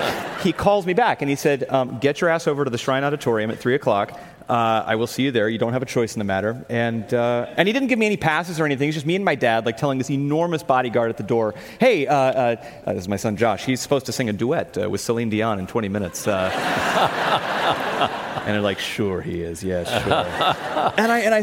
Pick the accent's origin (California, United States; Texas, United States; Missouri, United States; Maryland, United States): California, United States; Los Angeles; I was born and raised in Los Angeles